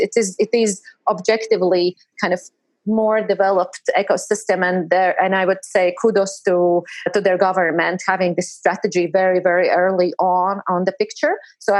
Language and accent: English; Latvia; We Latvians joke that Estonians are slow